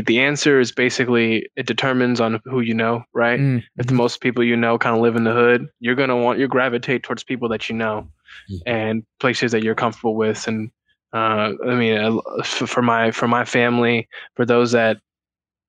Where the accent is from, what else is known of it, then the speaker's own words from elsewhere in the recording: Houston, Texas, United States; I grew up in Houston. So kind of the Southwest Houston, A-Leaf. That's the school district that I grew up